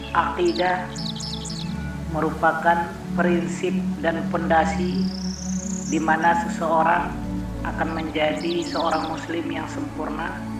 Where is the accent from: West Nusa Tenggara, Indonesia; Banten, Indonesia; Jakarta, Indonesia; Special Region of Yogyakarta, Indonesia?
West Nusa Tenggara, Indonesia; Taliwang; Lahir di Desa Selutu, Kecamatan Teliwang, Kabupaten Sumbawa Barat, Provinsi Nusa Tenggara Barat